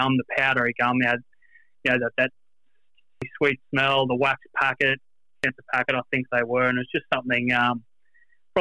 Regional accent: Brisbane, Queensland, Australia; I'm based in Brisbane born and bred my whole life

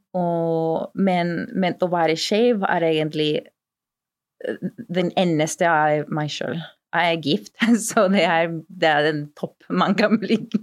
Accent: Peru; accent: lapskaus-dialekt; Norwegian is a second language; moved away as an adult; also born or lived in Kristiansund / Kristiansand; now in Oslo, Norway; jeg er opprinnelig fra Peru. Jeg kom til Norge litt over fire år siden

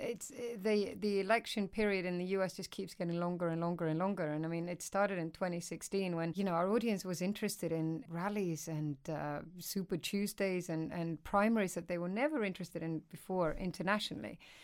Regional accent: Iceland; moved away as an adult; now in United Kingdom; I'm originally from Iceland. So I moved over here when I was sort of in my mid-twenties

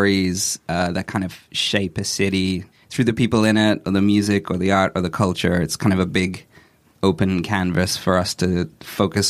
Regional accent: Australia; I grew up in Australia

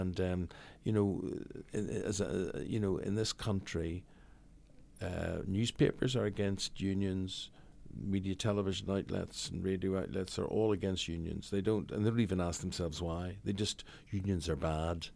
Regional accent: Belfast, Northern Ireland, United Kingdom; moved away; Belfast, growing up in Belfast, living, I still have a house in Belfast

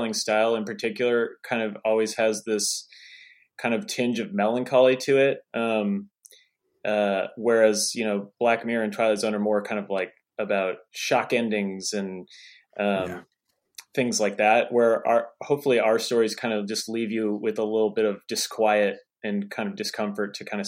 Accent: Pacific Northwest, United States; now in North Carolina, United States; I'm originally from the Pacific Northwest, which is well known for its constant rain and gray skies

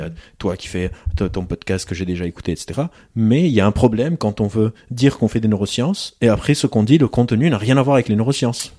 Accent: Lebanon; je suis d'origine libanaise, je suis libanais

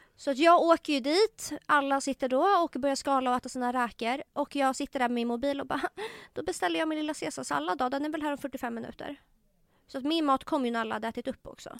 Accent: Tumba, Stockholm County, Sweden; jag var uppväxt i Tumba

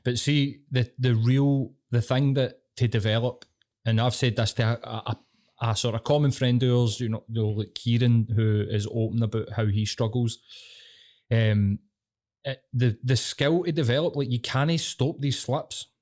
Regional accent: Glasgow, Scotland, United Kingdom; I'm fucking Glaswegian

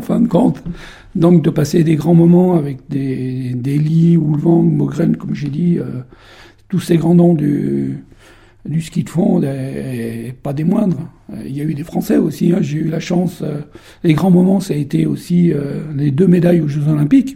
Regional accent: Beaufort, Auvergne-Rhône-Alpes, France; je suis né il y a quelques années à Beaufort, au coin de la cheminée, et je suis le numéro 7 d'une fratrie de 11. Après... Euh, être passé par le, collège de Beaufort

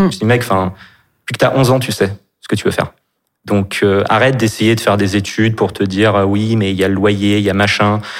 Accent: Nantes, Pays de la Loire, France; now in Paris, France; je suis né à Nantes et j'habite en ce moment à Paris

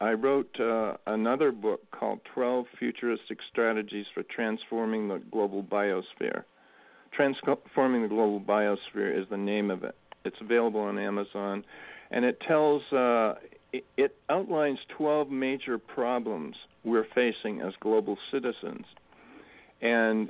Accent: Maine coast, United States; growing up in the Maine coast

